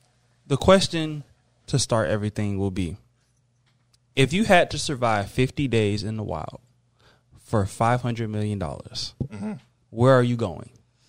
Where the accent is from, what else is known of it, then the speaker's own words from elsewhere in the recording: Jacksonville, Florida, United States; I'm from Jacksonville. From Duval County.